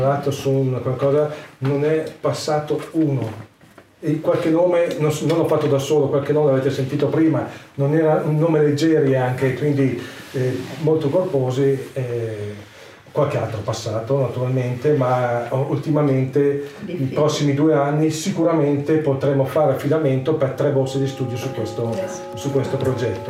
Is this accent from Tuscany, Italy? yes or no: no; Brianza, Lombardy, Italy; also born or lived in Milan / Pavia; Io sono brianzolo, abito in Brianza